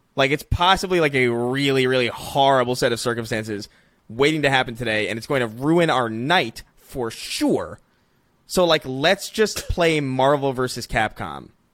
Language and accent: English; New York, United States; growing up in New York